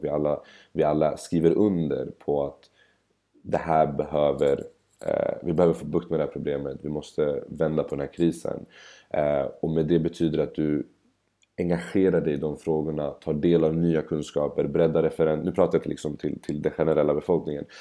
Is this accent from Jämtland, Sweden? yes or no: no; Stockholm, Stockholm County, Sweden; Bredäng där jag kommer ifrån